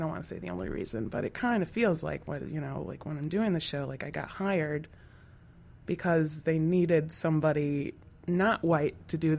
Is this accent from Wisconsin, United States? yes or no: yes; Wisconsin, United States; It's like, why would I ever move to Milwaukee? I'm from Wisconsin.